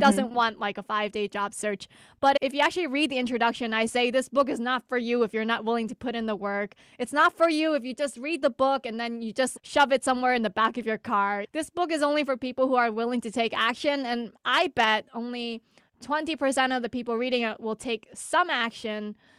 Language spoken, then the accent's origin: English; United States; I'm Asian American